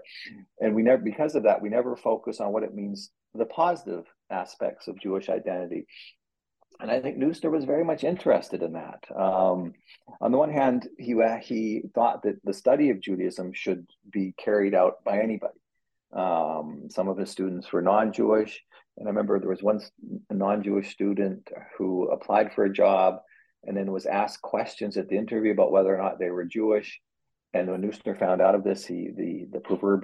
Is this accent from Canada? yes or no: yes; Canada; moved away as an adult; now in United States; I say this as a Canadian